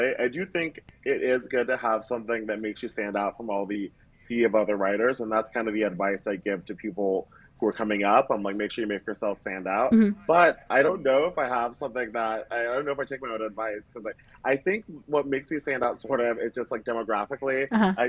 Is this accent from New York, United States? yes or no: no; Savannah, Georgia, United States; also born or lived in Atlanta, Georgia; I am from Georgia. I was born and raised in Savannah area